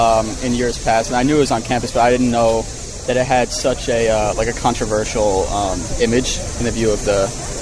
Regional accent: New York, United States; moved away as an adult; now in Chapel Hill, United States; Yeah, I'm from New York

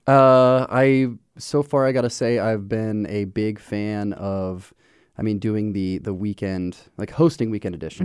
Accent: Omaha, Nebraska, United States; moved away as an adult; also born or lived in Western Massachusetts; now in Cedar Falls, United States; born and raised in Omaha.

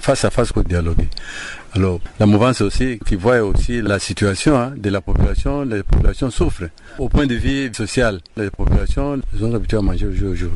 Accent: DR Congo; Nous sommes congolais

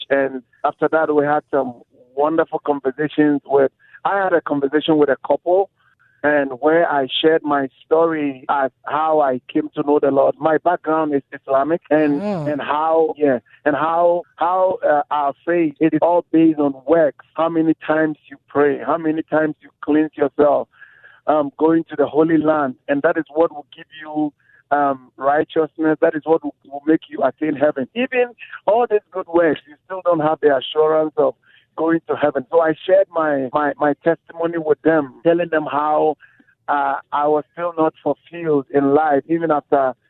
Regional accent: Ghana; moved away as an adult; now in Las Vegas, United States; I'm from Ghana

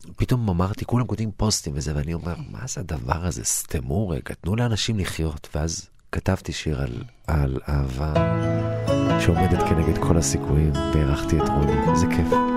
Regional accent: Lod, Central District, Israel; הגעתי מלוד, ההורים שלי עלו מגיאורגיה, מכפר

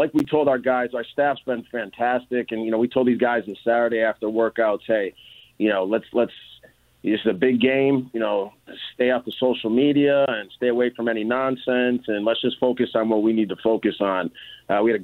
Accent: Syracuse, New York, United States; Growing up in Syracuse, I was fortunate to attend or be a ball boy there

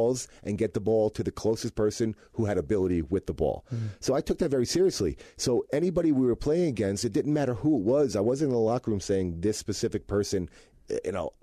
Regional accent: New York, United States; I'm a New Yorker, you know, and I was playing for my hometown team

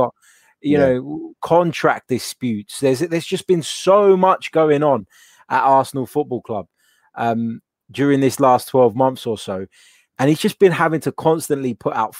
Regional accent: Cyprus; It's after midnight because I'm from Cyprus, which is not too far

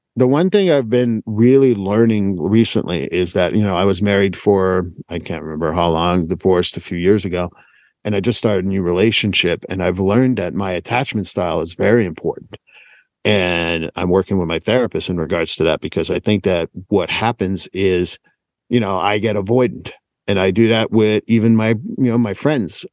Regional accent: Montreal, Quebec, Canada; moved away as an adult; born and raised in Montreal

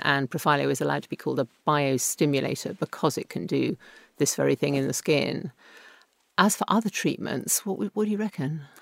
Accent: England, United Kingdom; being English, not Welsh

